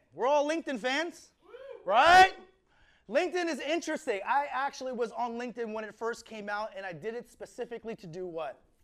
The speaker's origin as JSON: {"language": "English", "town": "Fort Washington", "region": "Maryland", "country": "United States", "moved": "as an adult", "lives_now": "California, United States", "said": "I'm originally from Washington, uh, Fort Washington, Maryland, which is right next to Washington, D.C. I am the youngest of four brothers."}